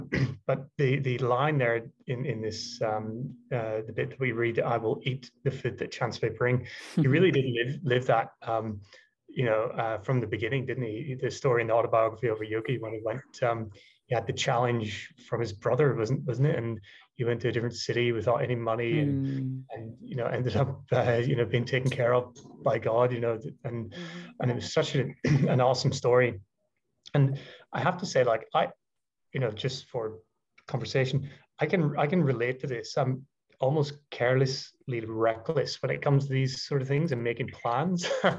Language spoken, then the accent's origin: English; Ireland; now in London, United Kingdom; being Irish, you know, moving to London, living in a boat, not being in Brazil, you know, never really feeling like I have a home.